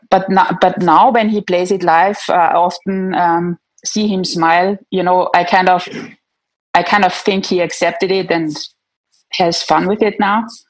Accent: Austria; I'm from Austria.

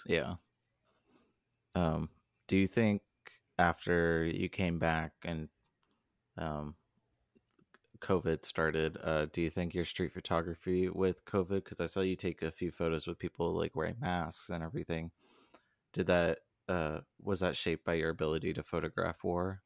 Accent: Southern California, United States; I grew up in Southern California

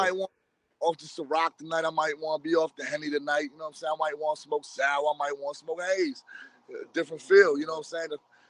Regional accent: Woodbridge, Virginia, United States; I'm from Woodbridge, Virginia, DMV area.

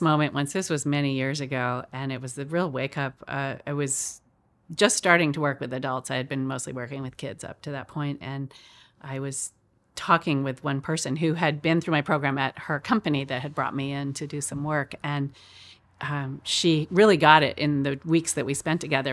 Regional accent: Chico, California, United States; moved away; my town where I grew up in Chico

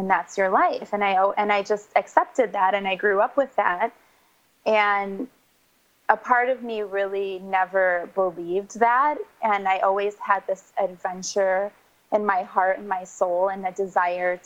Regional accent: Michigan, United States; moved away as an adult; I grew up in the Midwest. I grew up in Michigan. I lived there most of my life

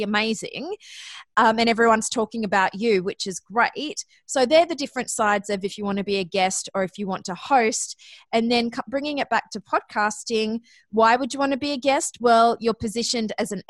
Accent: Australia; accent: Australian; moved away as an adult; also born or lived in Athens, Ohio; you may notice from my accent that I'm actually Australian

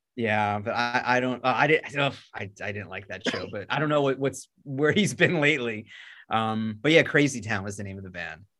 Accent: Long Island, New York, United States; I'm from Long Island

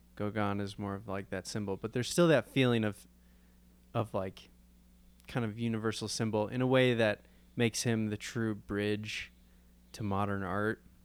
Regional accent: Chicago, Illinois, United States; growing up in the Chicago area

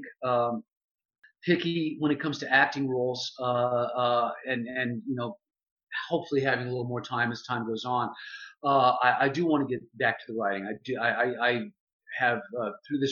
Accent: Texas, United States; When I was about 13 years old, growing up in Texas

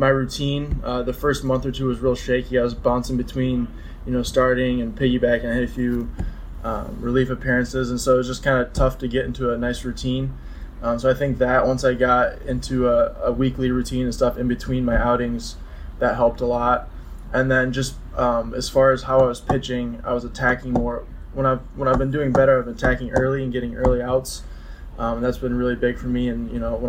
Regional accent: Mount Pleasant, Michigan, United States; born or raised there; moved away as an adult

